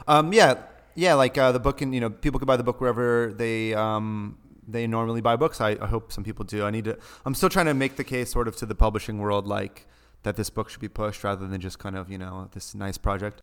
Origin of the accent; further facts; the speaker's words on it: Los Angeles, California, United States; moved away; I'm from Los Angeles